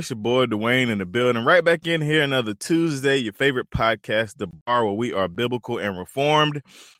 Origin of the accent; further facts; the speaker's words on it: Eastern North Carolina, United States; moved away; also born or lived in Raleigh, North Carolina; I'm from Eastern North Carolina.